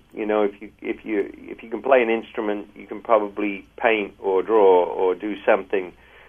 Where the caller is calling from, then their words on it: Los Angeles, California, United States; I'm actually calling you from Los Angeles.